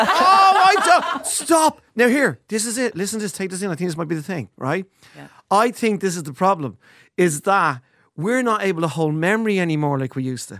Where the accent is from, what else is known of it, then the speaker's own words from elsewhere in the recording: Dublin, Leinster, Ireland; I'm from Ballantyre, Ludford Drive, especially in 1980s.